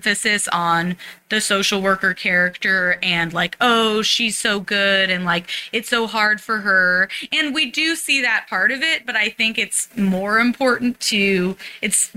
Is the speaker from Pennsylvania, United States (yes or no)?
no; San Francisco, California, United States; I grew up in the Haight